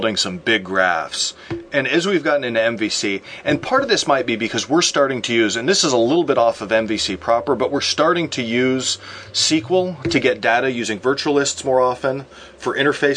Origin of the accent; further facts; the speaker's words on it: Midwest, United States; I'm from the Midwest